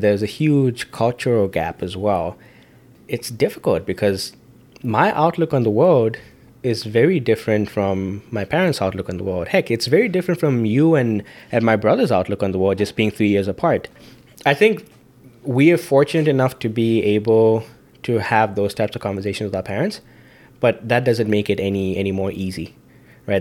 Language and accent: English; Zambia; moved away; being an Indian in Zambia